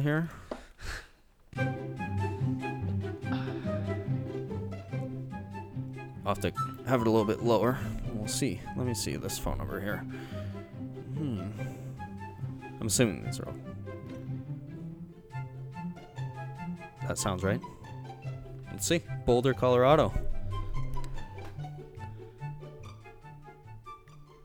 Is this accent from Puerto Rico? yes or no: no; Canada; we are from Canada.